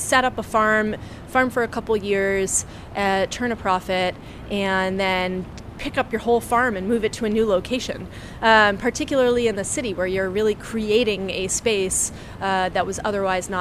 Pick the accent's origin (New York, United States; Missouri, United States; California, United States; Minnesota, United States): New York, United States; New York City; you never realize it as a New Yorker, especially when you grew up here